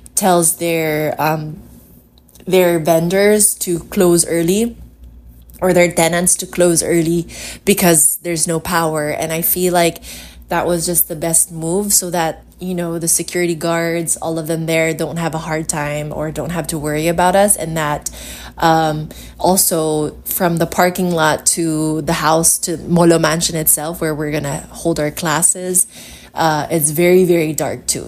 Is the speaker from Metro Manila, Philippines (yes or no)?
no; Iloilo City, Western Visayas, Philippines; I am from Iloilo City.